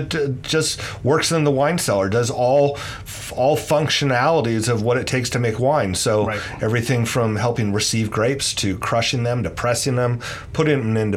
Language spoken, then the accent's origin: English; Petaluma, California, United States; I grew up in Petaluma, and my mom's side of the family, they were all in the dairy industry